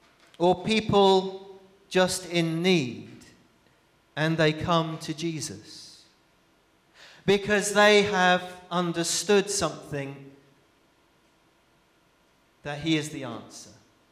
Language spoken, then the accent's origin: English; Brazil; But I remember growing up in Brazil, I remember my dad telling me stories of going into leper colonies.